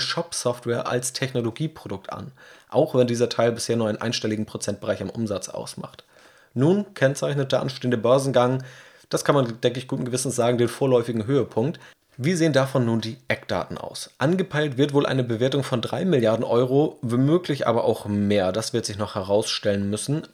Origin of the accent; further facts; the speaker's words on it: Hamburg, Germany; ich als Hamburger